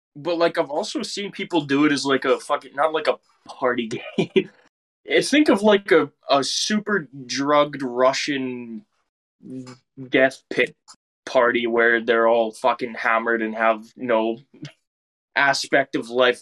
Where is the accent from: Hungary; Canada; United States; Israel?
Canada; we're Canadian.